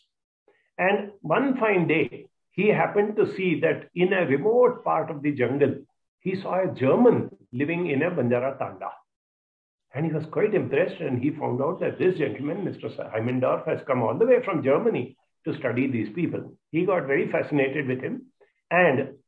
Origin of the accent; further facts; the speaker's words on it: Mumbai, Maharashtra, India; also born or lived in Hyderabad; I grew up in Bombay. I finished my studies in IIT Bombay.